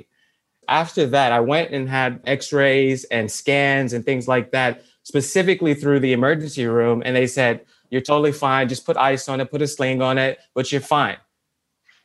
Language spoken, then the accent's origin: English; Chicago, Illinois, United States; I'm originally from Southside Chicago